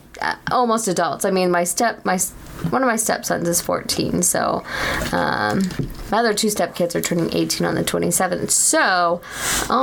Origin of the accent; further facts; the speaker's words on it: Orange, California, United States; moved away as an adult; now in Utah, United States; I grew up in Orange County, in the city of Orange